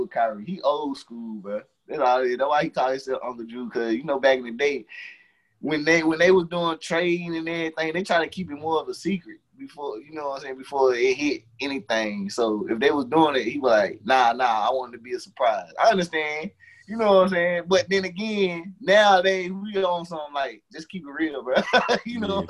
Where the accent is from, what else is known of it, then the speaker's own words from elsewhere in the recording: Henderson, North Carolina, United States; I ain't trying to stay in my hometown